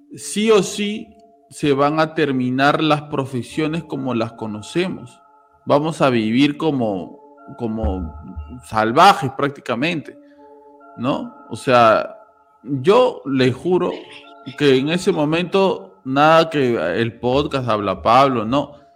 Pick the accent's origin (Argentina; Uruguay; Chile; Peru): Peru; todos somos peruanos